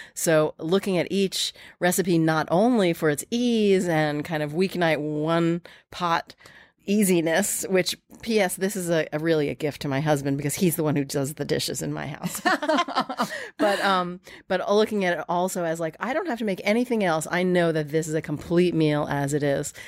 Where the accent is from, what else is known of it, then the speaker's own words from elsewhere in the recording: New York, United States; I grew up here in New York